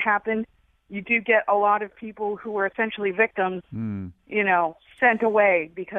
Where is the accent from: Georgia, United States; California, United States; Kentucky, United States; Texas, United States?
California, United States; I'm actually originally from California. I'm originally from the Bay Area.